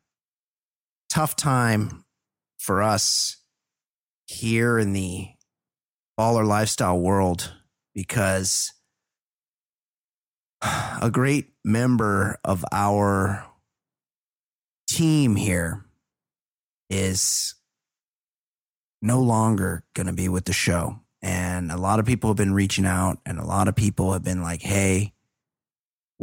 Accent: Costa Mesa, California, United States; I'm from Costa Mesa

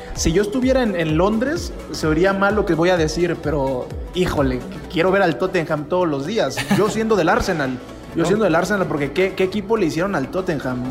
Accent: Mexico; Nosotros que somos mexicanos

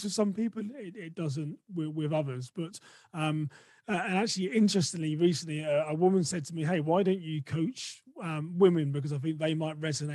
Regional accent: England, United Kingdom; accent: English; moved away as an adult; now in United States; I'm from England

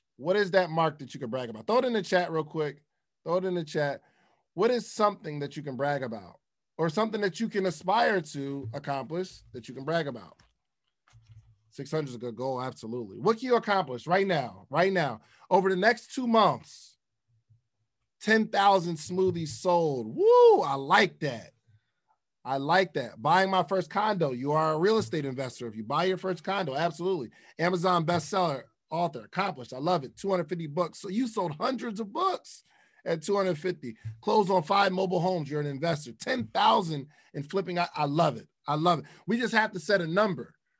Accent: the North, United States; I'm from the North

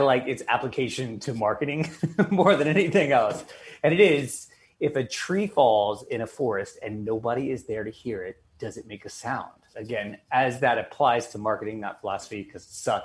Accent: the South, United States; moved away as an adult; also born or lived in Buffalo; now in New York, United States; growing up in the South

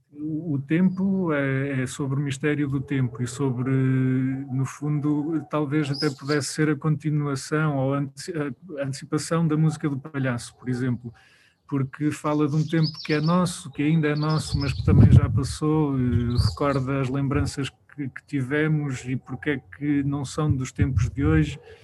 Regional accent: Viseu, Portugal; Nós somos de Viseu, trabalhamos com muita gente de Viseu

